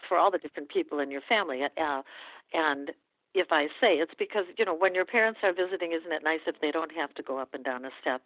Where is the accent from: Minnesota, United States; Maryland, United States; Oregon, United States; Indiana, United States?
Minnesota, United States; moved away as an adult; I grew up in Minnesota